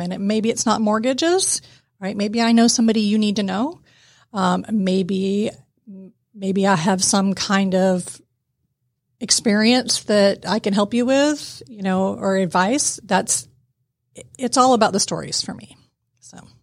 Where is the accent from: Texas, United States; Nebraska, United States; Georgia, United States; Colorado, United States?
Georgia, United States; Atlanta; I grew up in East Cobb